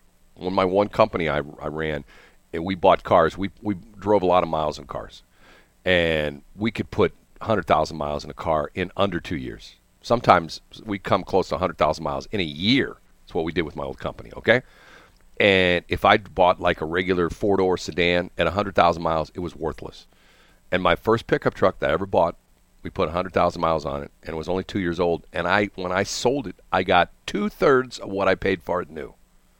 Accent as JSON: {"language": "English", "region": "Texas", "country": "United States", "said": "well, I'm from Texas. I want a big steak."}